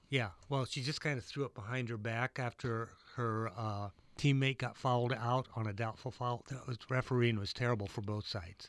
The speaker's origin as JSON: {"language": "English", "region": "Iowa", "country": "United States", "tie": "born or raised there", "said": "the three-on-three I grew up with in Iowa"}